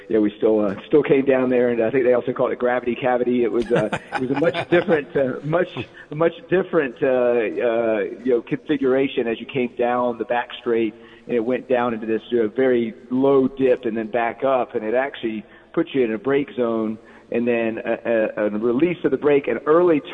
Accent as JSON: {"language": "English", "town": "Lilburn", "region": "Georgia", "country": "United States", "tie": "born or raised there", "said": "We grew up in Lilburn, Georgia"}